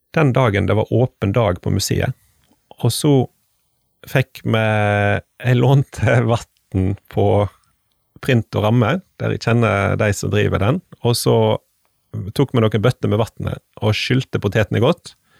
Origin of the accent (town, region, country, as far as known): Stord, Vestland, Norway; born or raised there